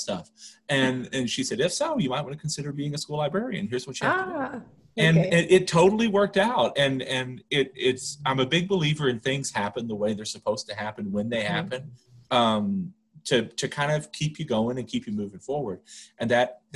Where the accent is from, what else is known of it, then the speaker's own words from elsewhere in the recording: Louisiana, United States; moved away as an adult; also born or lived in Texas; now in Denver, United States; I grew up in Louisiana